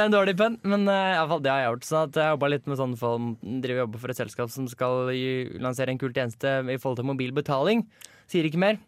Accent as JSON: {"language": "Norwegian", "region": "Eastern Norway", "country": "Norway", "said": "Jeg er ikke fra Vestlandet, jeg er, fra, jeg er østlending."}